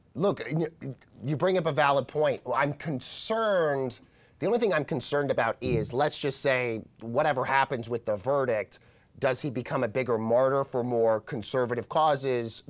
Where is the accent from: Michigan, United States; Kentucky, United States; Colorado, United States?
Colorado, United States; moved away; my home state of Colorado